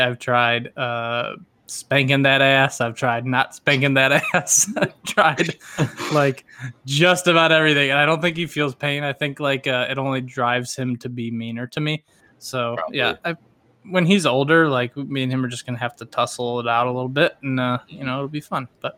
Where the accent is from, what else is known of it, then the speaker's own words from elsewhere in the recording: the South, United States; accent: southern; my southern roots